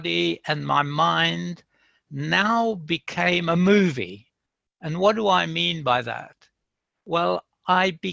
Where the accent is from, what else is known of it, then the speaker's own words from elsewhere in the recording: Free State, South Africa; moved away; I was born in South Africa in the Free State, way out in the farms